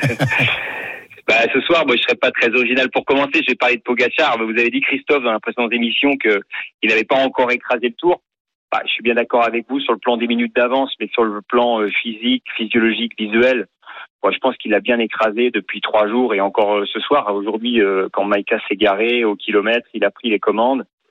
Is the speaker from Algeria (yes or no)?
no; Brittany, France; en tant que Breton